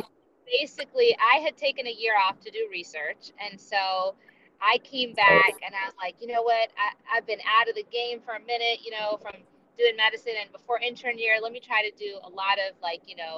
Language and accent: English; Akron, Ohio, United States; also born or lived in Boston; I myself was born in Boston. I grew up for most of my life in Akron, Ohio